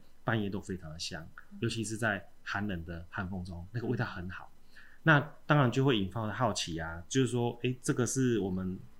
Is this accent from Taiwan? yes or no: yes; Chiayi, Taiwan; 我们嘉义人都很好客啊哈，